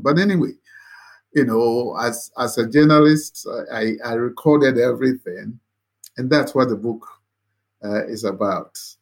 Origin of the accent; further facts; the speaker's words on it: Ghana; my background growing up in the Nkrumah regime